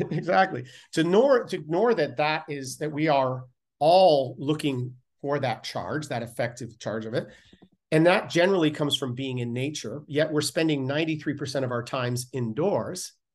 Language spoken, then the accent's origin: English; Canada; being Canadian